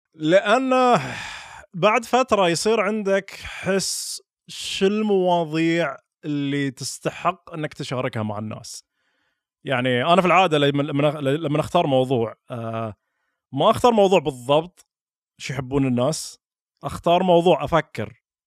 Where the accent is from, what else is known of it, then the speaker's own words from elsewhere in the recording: Al-Ahsa, Eastern Province, Saudi Arabia; accent: Hasawi; also born or lived in Dammam / Riyadh / United States; اللهجه اللي انا اتكلم فيها اللي يتكلم فيها حسين عبد الله هي لهجه حساويه